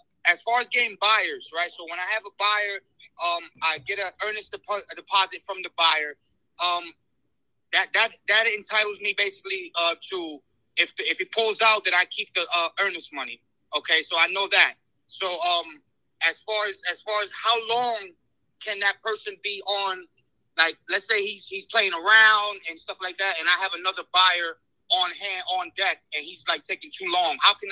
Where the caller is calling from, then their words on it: New York City, New York, United States; I'm calling from New York City, man.